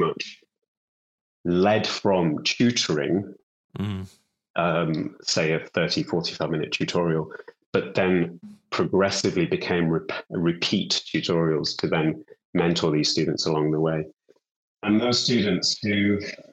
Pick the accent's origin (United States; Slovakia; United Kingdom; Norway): United Kingdom; Bradford, Yorkshire and the Humber; moved away as an adult; also born or lived in London; I'm from Bradford in West Yorkshire. I was born and brought up there.